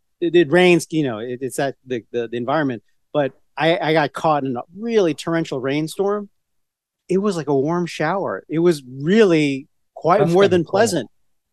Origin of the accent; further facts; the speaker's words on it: Virginia, United States; we're from Virginia.